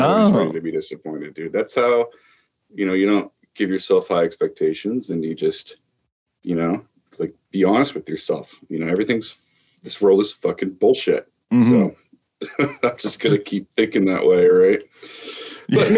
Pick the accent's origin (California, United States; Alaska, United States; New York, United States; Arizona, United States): Alaska, United States; I grew up in Alaska